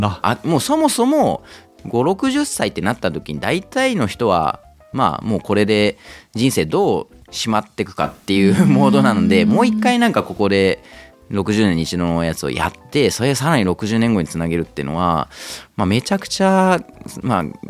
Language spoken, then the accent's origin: Japanese; Nakatsu, Oita, Japan; moved away as an adult; also born or lived in Tokyo; now in Kamakura, Japan; 自分も地元大分